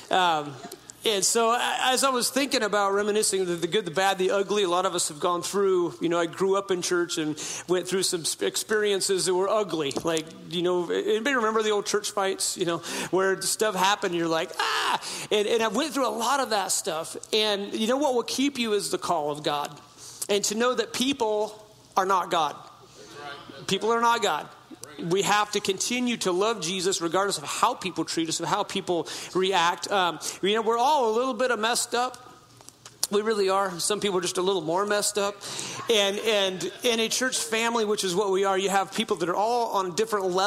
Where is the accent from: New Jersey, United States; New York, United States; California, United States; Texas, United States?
California, United States; Klamath River, Northern; moved away as an adult; also born or lived in Hoopa Valley Indian Reservation, California; now in Boise, United States; I'm talking Oregon border northern, way up in the boonies where I grew up on the Klamath River